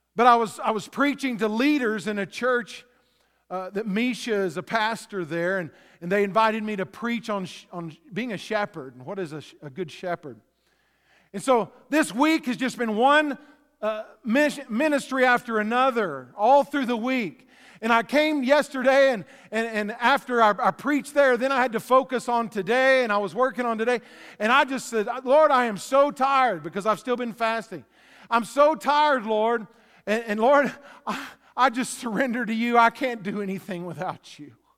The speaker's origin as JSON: {"language": "English", "region": "West Texas", "country": "United States", "tie": "born or raised there", "said": "Growing up in Texas, I saw a lot of tumbleweeds. They'd blow around, uh, in West Texas"}